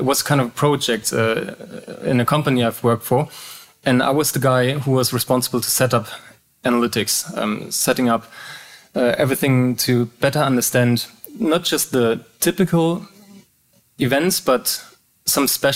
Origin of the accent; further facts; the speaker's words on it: Hamburg, Germany; English is a second language; I was born and raised in Hamburg, the northern part of Germany.